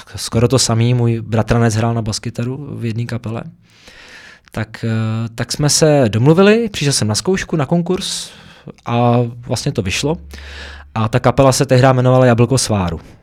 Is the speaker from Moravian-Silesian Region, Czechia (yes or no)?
no; Prague, Czechia; v těch horních Počernicích, odkud pocházím teda, tady v Praze